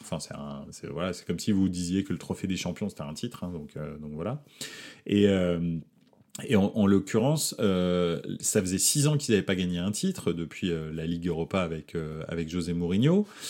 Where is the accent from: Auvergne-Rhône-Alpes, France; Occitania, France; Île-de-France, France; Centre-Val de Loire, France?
Île-de-France, France; Paris; je suis né à Paris